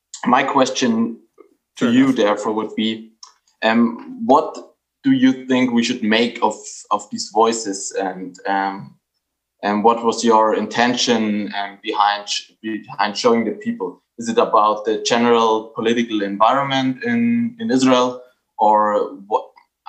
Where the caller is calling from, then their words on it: Bavaria, Germany; From Germany, Bavaria to be precise.